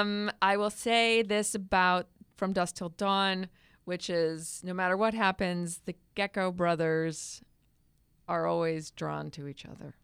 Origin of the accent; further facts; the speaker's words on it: Massachusetts, United States; moved away; I'm from Massachusetts